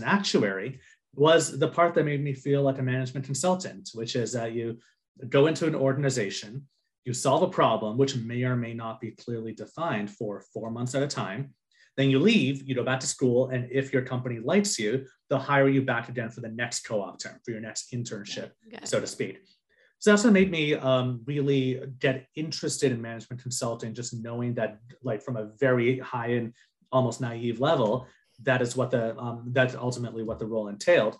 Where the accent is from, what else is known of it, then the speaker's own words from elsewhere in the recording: Canada; moved away as an adult; now in United States; as a Canadian in the US, which makes me the least international of all students